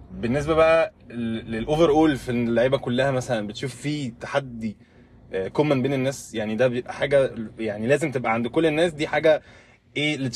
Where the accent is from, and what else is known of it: Egypt